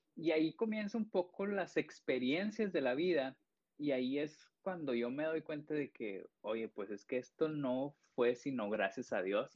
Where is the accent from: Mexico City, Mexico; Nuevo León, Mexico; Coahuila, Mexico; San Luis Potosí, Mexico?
Coahuila, Mexico; Piedras Negras; also born or lived in Sabinas; yo soy de Piedras, yo vivo en Piedras